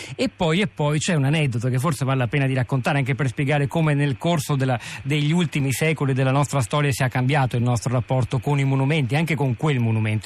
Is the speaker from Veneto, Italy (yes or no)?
yes; Venice, Veneto, Italy; io andai a scuola quando ero piccolo a Venezia in una scuola media